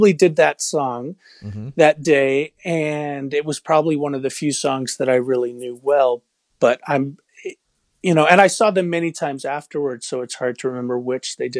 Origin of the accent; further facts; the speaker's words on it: New York, United States; moved away as an adult; now in Melrose, United States; I grew up in New York, but I've been up in the Boston